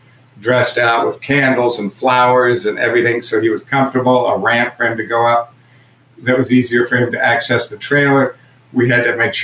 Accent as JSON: {"language": "English", "town": "Kansas City", "region": "Missouri", "country": "United States", "tie": "born or raised there", "moved": "yes", "said": "I moved her out here from Kansas City, and which is where I grew up"}